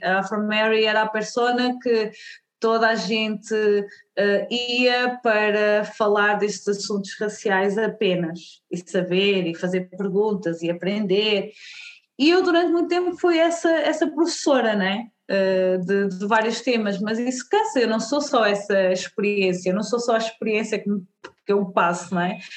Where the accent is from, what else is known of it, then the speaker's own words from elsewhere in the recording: Portugal; nasci em Portugal, sou uma mulher negra, uh, os meus pais são da Guiné-Bissau, uh, mas pronto, eu nasci aqui em Portugal